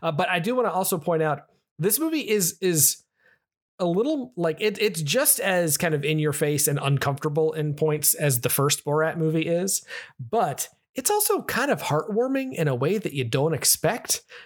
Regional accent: United States; I'm American

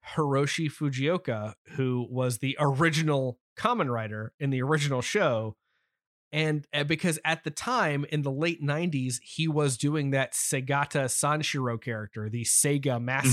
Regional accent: United States; as an American

